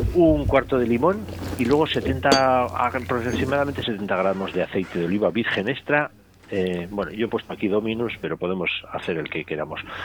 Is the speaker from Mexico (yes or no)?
no; Basque Country, Spain; me voy a mi tierra, a, Euskadi